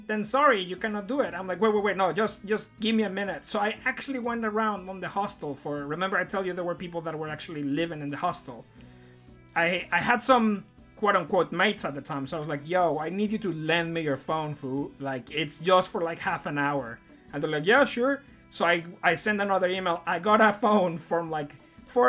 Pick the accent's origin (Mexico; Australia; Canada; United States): Mexico; moved away as an adult; now in United Kingdom; I'm from Mexico.